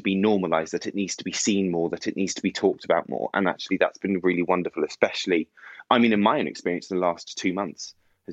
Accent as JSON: {"language": "English", "town": "Bournemouth", "region": "South West England", "country": "United Kingdom", "tie": "born or raised there", "said": "So I grew up just outside of Bournemouth, which is on the south coast of England."}